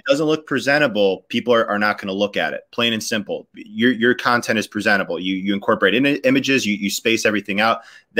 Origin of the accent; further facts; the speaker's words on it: Chicago, Illinois, United States; Chicago, Illinois.